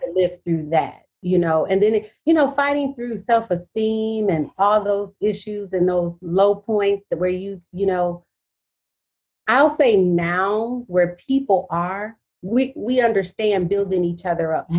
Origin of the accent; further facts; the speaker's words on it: Detroit, Michigan, United States; I'm from Detroit, Michigan. That's where I'm from, born and raised.